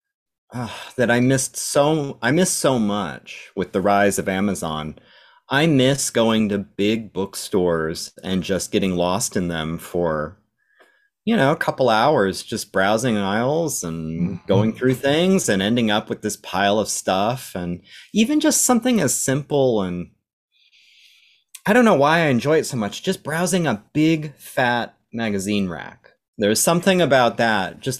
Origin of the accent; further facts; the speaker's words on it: Phoenix, Arizona, United States; I was born and raised in Phoenix, Arizona